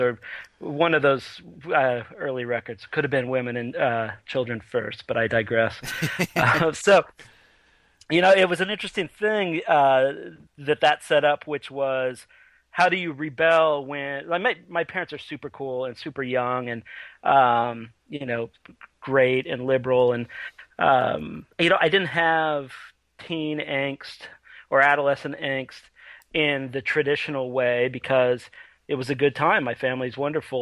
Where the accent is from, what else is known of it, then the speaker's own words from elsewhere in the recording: Redding, California, United States; I grew up in Northern California in a town called Redding